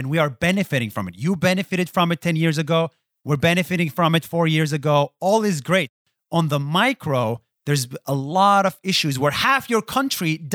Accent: Israel; I come from Israel

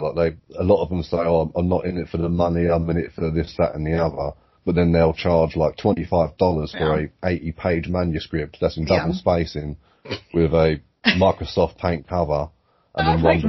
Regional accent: United Kingdom; We're British

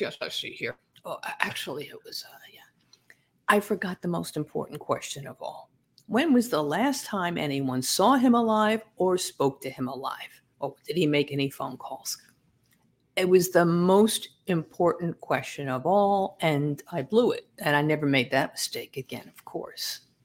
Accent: Massapequa Park, New York, United States; also born or lived in Brooklyn, New York; I was born in Brooklyn, but raised in Massapequa Park

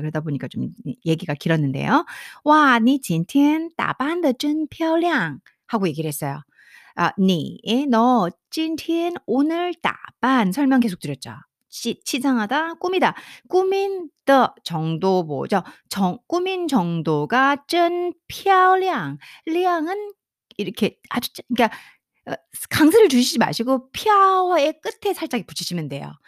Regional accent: South Korea; 우리 한국 사람은

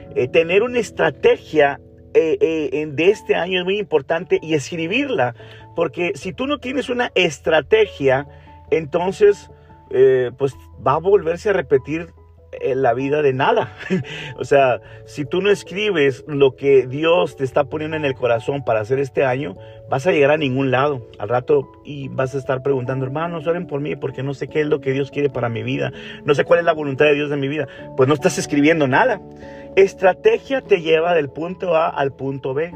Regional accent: Monterrey, Nuevo León, Mexico; now in Canada; estoy aquí en México ahora, en la ciudad de Monterrey, es donde, de donde yo soy.

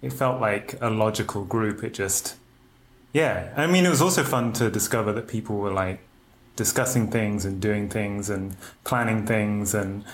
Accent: Oxfordshire, South East England, United Kingdom; accent: Oxford; moved away as an adult; also born or lived in London; now in United States; then moved to Oxfordshire.

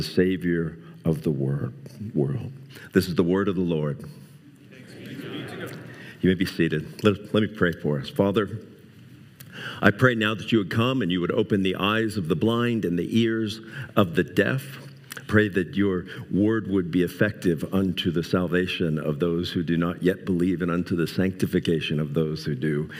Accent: South Florida, United States; now in Spokane, United States; I grew up in South Florida

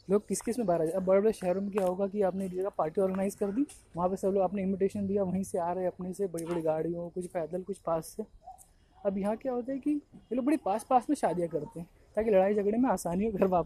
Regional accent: Jharkhand, India; मेरा गांव गढ़वा डिस्ट्रिक्ट झारखंड में पड़ता है

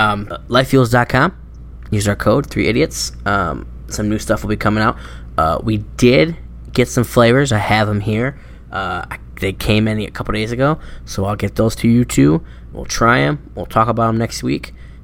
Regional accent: Flint, Michigan, United States; listen, we're from Flint.

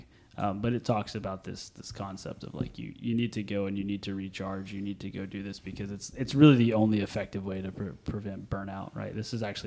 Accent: Texas, United States; I'm from Texas

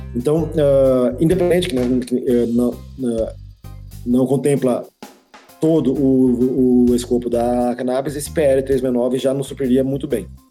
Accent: Pernambuco, Brazil; moved away as an adult; now in Curitibanos, Brazil; eu sou pernambucano

